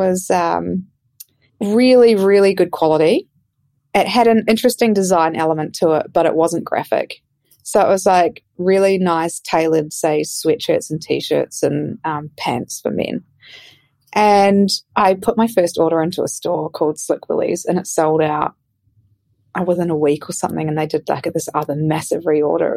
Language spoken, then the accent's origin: English; New Zealand; I grew up in New Zealand and I grew up in the city, but we had a holiday house in the country.